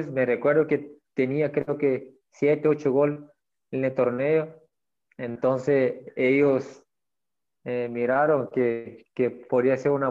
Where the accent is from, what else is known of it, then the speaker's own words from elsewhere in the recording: Mexico; moved away as an adult; now in Guatemala; mi comienzo aquí fue en el año 2003. Me vine desde México para el eh, Deportivo Cultán.